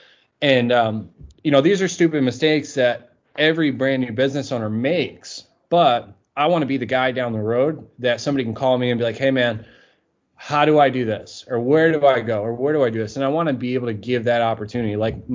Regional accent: Massachusetts, United States; Yeah, so originally I lived in Massachusetts. I was kind of moved all over the place.

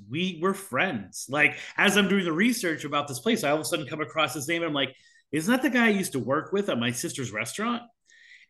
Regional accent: Boston, Massachusetts, United States; moved away; I'm from Boston

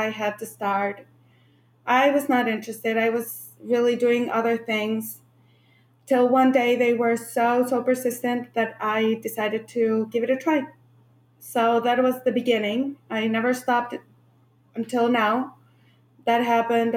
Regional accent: Santiago, Santiago Metropolitan Region, Chile; moved away as an adult; now in United States; I grew up in Santiago, Chile, and I moved to the United States when I was 25 years old.

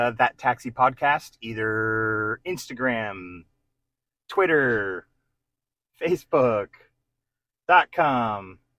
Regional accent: New Jersey, United States; And I'm from New Jersey.

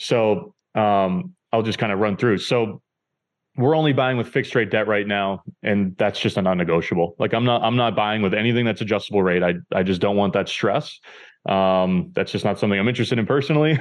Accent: New Hampshire, United States; moved away as an adult; now in Boston, United States; I currently live in Boston, Massachusetts. I grew up in New Hampshire, um, so I've always lived in the Northeast.

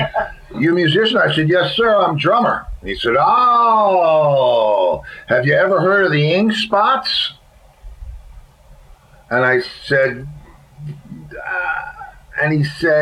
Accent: White Plains, New York, United States; I grew up in White Plains

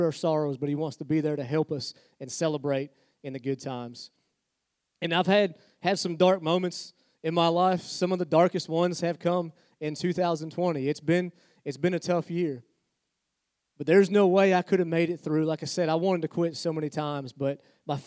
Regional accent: Pennsylvania, United States; now in Albemarle, United States; I was born in Pennsylvania

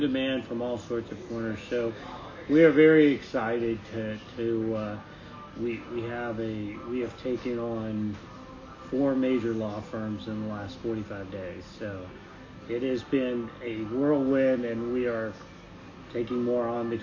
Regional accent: Bolivar, Missouri, United States; now in Frederick, United States; My hometown is actually a small town in Missouri called Bolivar, Missouri

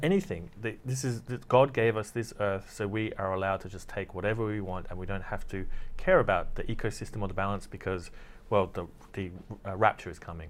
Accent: Australia; I'm from Australia

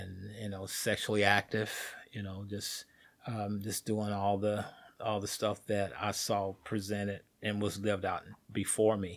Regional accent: Indianapolis, Indiana, United States; I grew up right here in Indianapolis, uh, born and raised on the west side of Indianapolis, Riverside area

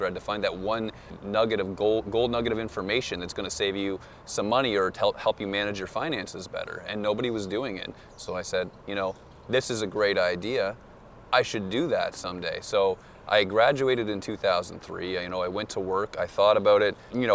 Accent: Moncton, New Brunswick, Canada; I'm from the East Coast, Moncton, New Brunswick

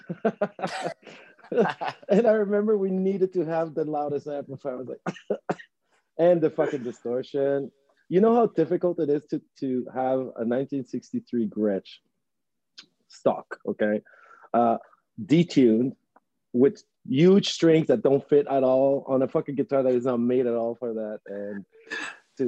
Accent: Montreal, Quebec, Canada; born or raised there; first language Spanish; English is a second language; also born or lived in Chile / Ottawa

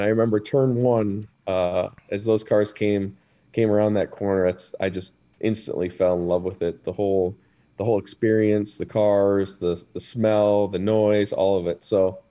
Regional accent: Wisconsin, United States; moved away as an adult; also born or lived in New York; We're originally from Wisconsin.

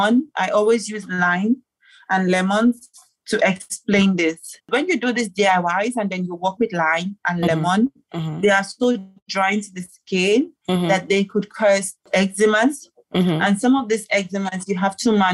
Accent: Nigeria; moved away as an adult; now in Gambia; I'm Nigerian and I'm in Gambia

